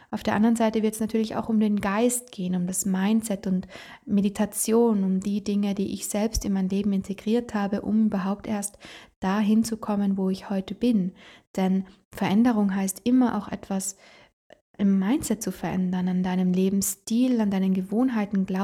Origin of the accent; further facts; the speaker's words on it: Trentino-Alto Adige, Italy; da, wo ich herkomme, aus Italien, aus Südtirol, da habe ich eine sehr intensive Ausbildung gemacht.